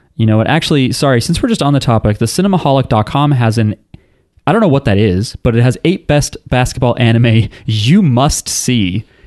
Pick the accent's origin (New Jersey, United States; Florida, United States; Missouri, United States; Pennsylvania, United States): New Jersey, United States; We don't have accents. We're from New Jersey.